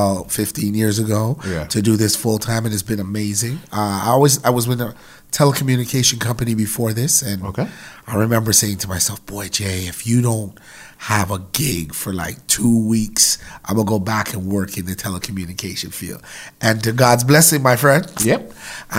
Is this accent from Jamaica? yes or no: yes; Jamaica; now in Canada; I'm from Jamaica